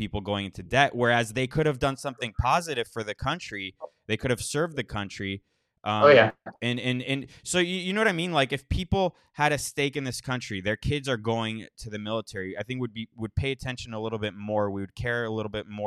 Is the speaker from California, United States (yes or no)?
no; South Florida, United States; I grew up in South Florida, with a well-off family